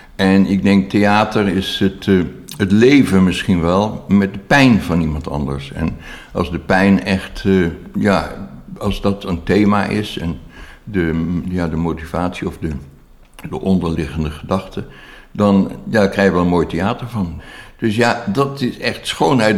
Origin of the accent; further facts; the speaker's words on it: Haarlem, North Holland, Netherlands; Ik ben in Haarlem opgegroeid in de jaren 60.